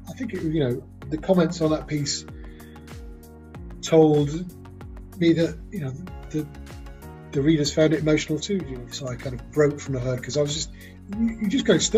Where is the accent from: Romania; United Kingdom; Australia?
United Kingdom; Nantwich, North West England; I grew up in a town called Nantwich in Cheshire